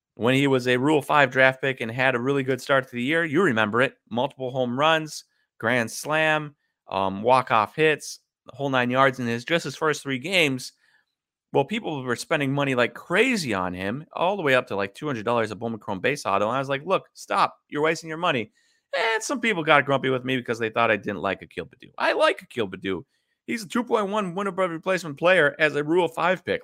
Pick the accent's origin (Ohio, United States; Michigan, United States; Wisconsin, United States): Wisconsin, United States; I am from Wisconsin